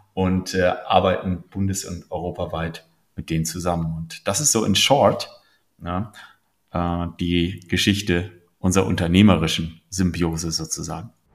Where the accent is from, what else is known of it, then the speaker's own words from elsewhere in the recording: Bremen, Germany; moved away; also born or lived in Munich / United States; Ich bin gebürtig aus Bremen, war viele Jahre äh, in München lebend äh, und in den USA